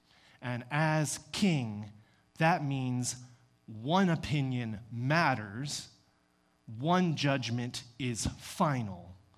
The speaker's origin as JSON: {"language": "English", "region": "Texas", "country": "United States", "said": "I told him that I was from Texas. At that time, I had a little bit of a thicker accent."}